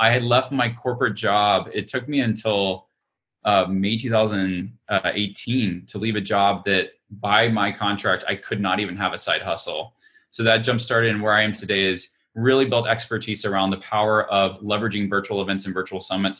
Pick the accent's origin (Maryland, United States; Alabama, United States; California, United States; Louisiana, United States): Alabama, United States; I'm from Alabama. I'm an Alabamian